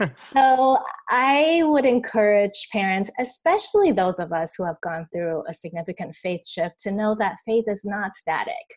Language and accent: English; Taiwan; I grew up here in Taiwan